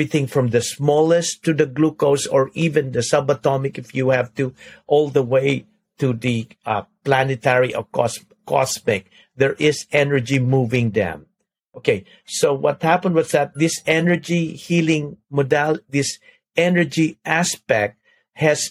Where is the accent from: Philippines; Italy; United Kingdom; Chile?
Philippines; now in United States; I'm from the Philippines